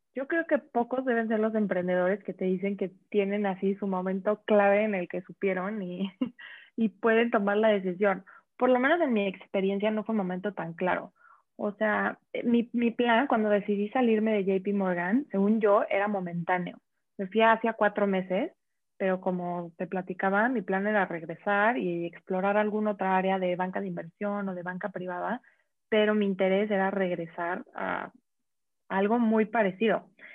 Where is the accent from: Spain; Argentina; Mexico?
Mexico; tenemos como mexicanos